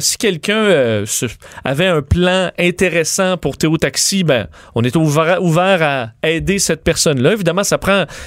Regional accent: Canada; même modèle chez nous au Canada.

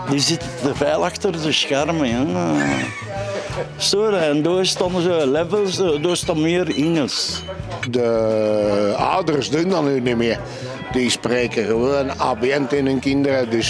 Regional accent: Leuven, Flemish Brabant, Belgium; accent: Leuvens; Ik spreek echt Leuvens. Ik ben geboren in Leuven. Mijn moeder is hier bevallen in Sint-Pieter. En ik ben echt een Leuven hier.

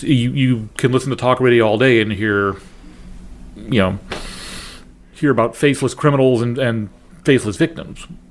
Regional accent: New Orleans, Louisiana, United States; now in St. Louis, United States; I grew up in New Orleans, which for a few years was the murder capital of the world.

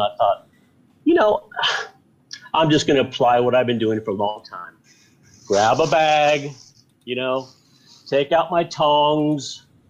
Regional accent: California, United States; I'm English by heritage, but American by birth, California

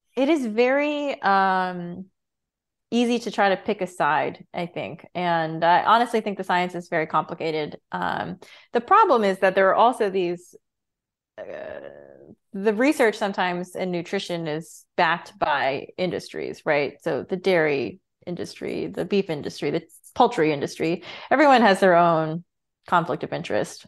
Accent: Rosendale, New York, United States; I grew up in Rosendale, New York

